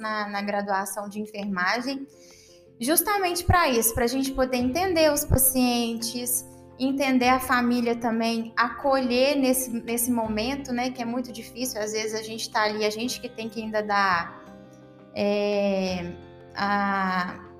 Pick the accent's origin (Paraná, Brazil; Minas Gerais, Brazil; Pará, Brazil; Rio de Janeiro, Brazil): Minas Gerais, Brazil; Ubá; moved away as an adult; also born or lived in Juiz de Fora; now in Campo Belo, Brazil; eu sou natural de Ubar